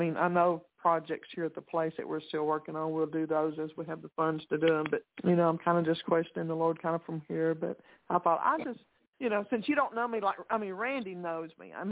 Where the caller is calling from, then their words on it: Texas, United States; This is … in Texas.